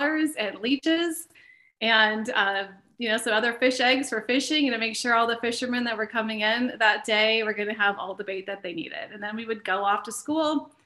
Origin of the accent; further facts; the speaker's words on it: Carlton, Minnesota, United States; I grew up in rural Minnesota in a place called Carlton, Minnesota, population 810 people